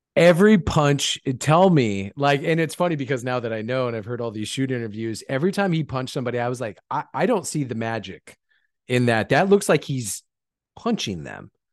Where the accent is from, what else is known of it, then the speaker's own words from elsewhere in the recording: Lancaster, California, United States; Lancaster, California, my hometown